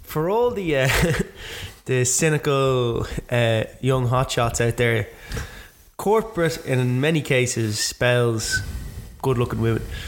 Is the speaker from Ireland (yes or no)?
yes; Ireland